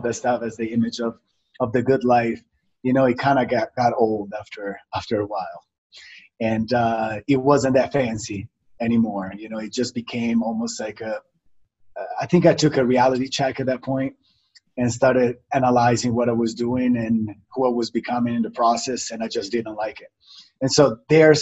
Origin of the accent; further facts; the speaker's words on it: Italy; moved away; also born or lived in Miami / New York; I was born and raised in Italy. I came to Miami